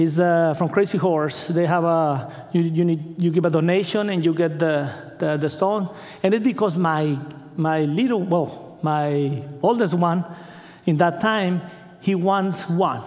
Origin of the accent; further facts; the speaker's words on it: Culiacán, Sinaloa, Mexico; English is a second language; moved away; I'm from Culiacan